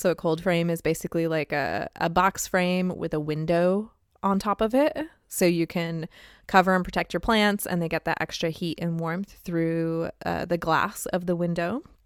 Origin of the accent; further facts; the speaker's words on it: Arizona, United States; now in Midwest, United States; I'm from Arizona